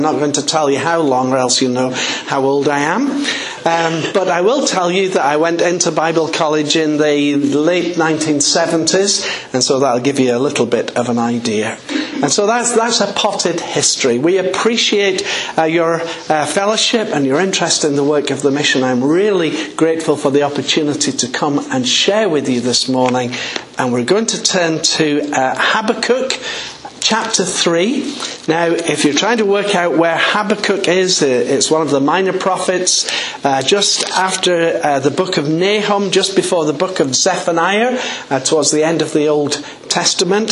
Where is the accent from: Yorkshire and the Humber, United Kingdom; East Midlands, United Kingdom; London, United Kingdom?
Yorkshire and the Humber, United Kingdom; just outside the city of York; accent: English; I was born just outside the city of York in a very small village. My folk were farming people.